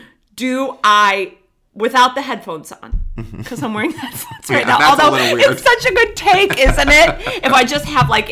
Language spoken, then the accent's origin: English; Middle America, Midwest, United States; I'm from Middle America